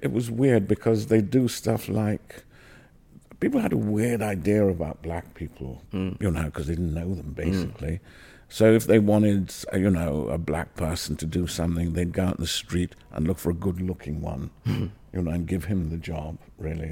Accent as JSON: {"language": "English", "town": "Newcastle upon Tyne", "region": "North East England", "country": "United Kingdom", "tie": "born or raised there", "also_born_or_lived": "Trinidad", "said": "growing up in Newcastle."}